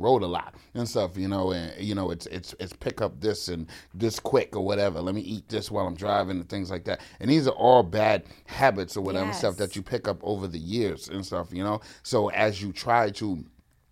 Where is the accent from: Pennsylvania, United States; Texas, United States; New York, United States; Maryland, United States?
New York, United States; New York City; growing up in the Bronx